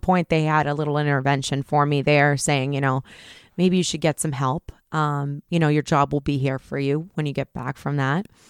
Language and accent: English; Groton, Massachusetts, United States; I grew up in Groton, Mass, so not a lot of bad things going on there